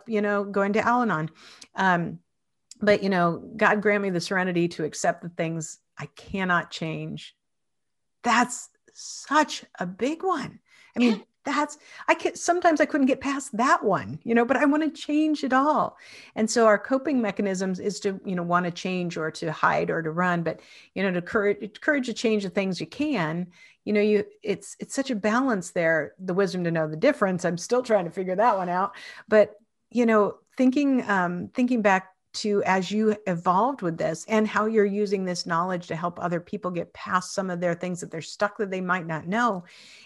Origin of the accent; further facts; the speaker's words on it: Spokane, Washington, United States; in Spokane where I grew up in Washington.